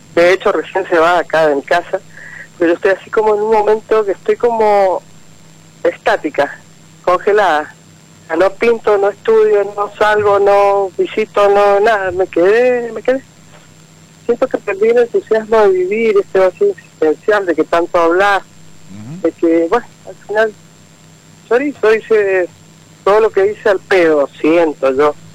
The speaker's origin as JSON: {"language": "Spanish", "region": "Mendoza", "country": "Argentina", "said": "Soy de Mendoza"}